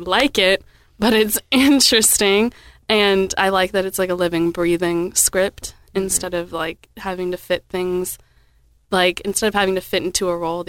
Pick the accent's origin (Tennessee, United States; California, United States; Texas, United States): Texas, United States; Round Rock; moved away as an adult; also born or lived in Las Vegas, Nevada; now in Owensboro, United States; I grew up in kind of a smaller town-ish, except it was right outside of Austin